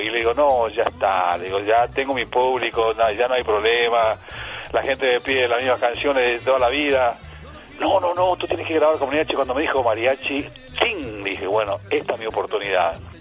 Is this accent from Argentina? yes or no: yes; Argentina; now in United States; en mi país, Argentina